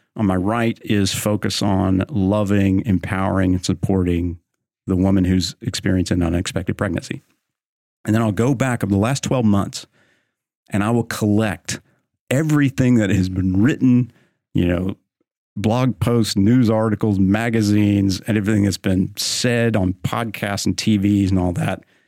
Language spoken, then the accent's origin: English; Oklahoma, United States; now in Texas, United States; I'm from Oklahoma. I live in Texas